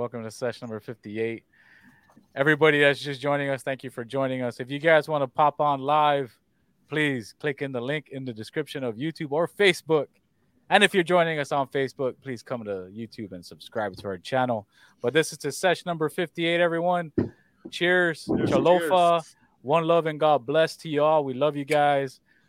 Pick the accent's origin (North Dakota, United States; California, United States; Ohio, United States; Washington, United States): Washington, United States; Because I came from Washington State.